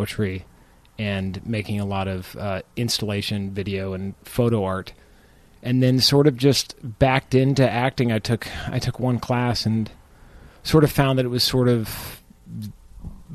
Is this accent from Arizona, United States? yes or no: yes; Phoenix, Arizona, United States; moved away as an adult; also born or lived in Chicago; I was born and raised in Phoenix